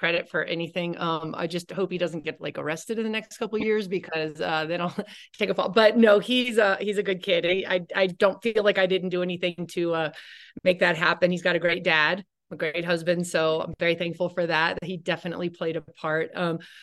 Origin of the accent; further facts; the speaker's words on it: Miami, Florida, United States; moved away as an adult; also born or lived in Stanford; I grew up in Miami